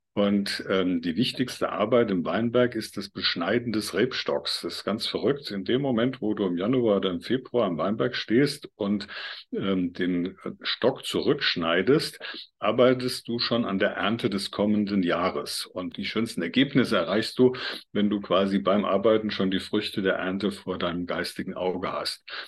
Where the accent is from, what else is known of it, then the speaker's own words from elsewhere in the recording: Mainz Basin, lower Nahe, near Bingen am Rhein, Rhineland-Palatinate, Germany; Ich komme ja hier aus der Region Mainzer Becken, unterer äh, Nahelauf in der Nähe von Bingen am Rhein